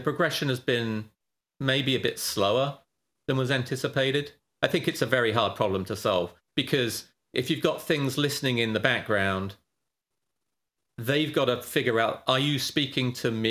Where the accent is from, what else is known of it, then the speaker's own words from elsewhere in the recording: United Kingdom; moved away as an adult; now in California, United States; I'm British